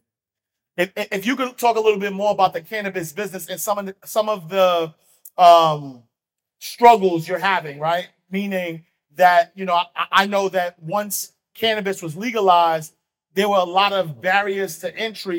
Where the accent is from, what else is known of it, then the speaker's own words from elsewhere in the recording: New York City, New York, United States; I grew up in Harlem, like single parent